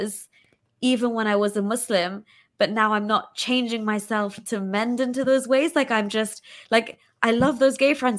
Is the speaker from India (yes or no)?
no; United Kingdom; also born or lived in Pakistan; I'm still Pakistani, I'm still British